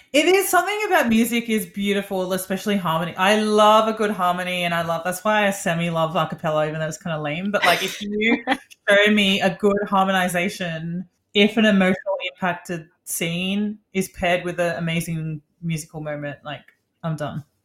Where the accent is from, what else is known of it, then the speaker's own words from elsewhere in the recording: Australia; moved away as an adult; also born or lived in Sydney; now in New York City, United States; we're from Australia. That's where we met.